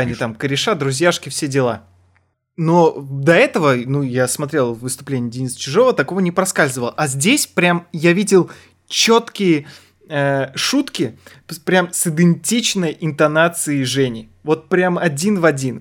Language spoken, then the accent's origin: Russian; Almaty, Kazakhstan; я из Алматы был